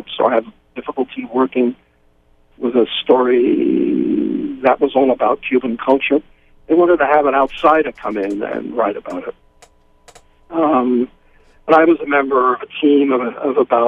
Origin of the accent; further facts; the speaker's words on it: United Kingdom; moved away; also born or lived in Phoenix / Costa Rica; I'm British